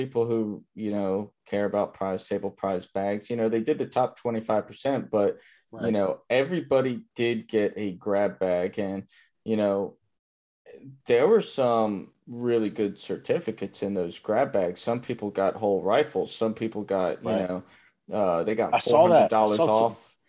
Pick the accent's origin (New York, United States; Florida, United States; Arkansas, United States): Florida, United States; Miami; moved away; I'm from Miami, Florida originally